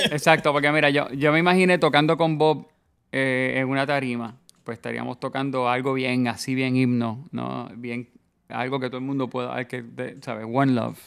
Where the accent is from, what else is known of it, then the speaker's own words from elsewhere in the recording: Puerto Rico; somos negros, europeos y taínos